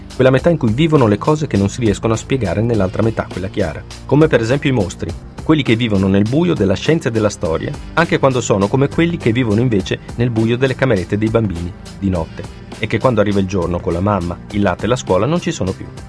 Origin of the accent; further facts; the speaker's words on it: Italy; dalle nostre parti, in Italia